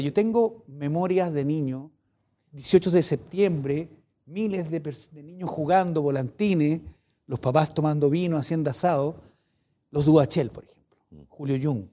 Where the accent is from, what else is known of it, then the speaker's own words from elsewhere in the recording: Viña del Mar, Valparaíso, Chile; yo nací en, en, la quinta región, nací en Viña del Mar.